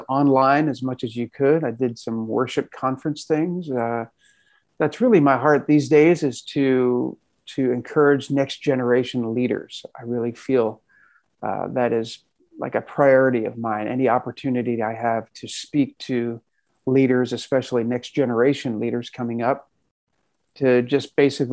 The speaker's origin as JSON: {"language": "English", "town": "Philadelphia", "region": "Pennsylvania", "country": "United States", "tie": "born or raised there", "said": "a kid growing up in Philadelphia"}